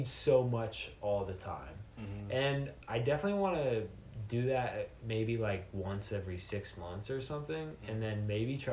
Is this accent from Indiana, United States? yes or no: no; Los Angeles, California, United States; I was born in Los Angeles. I always like, I think I'll always like maybe have a place here and always come back here